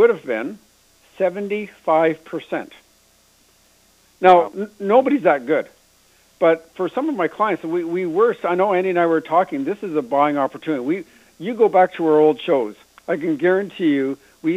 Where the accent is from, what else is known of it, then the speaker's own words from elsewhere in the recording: Canada; we're Canadian here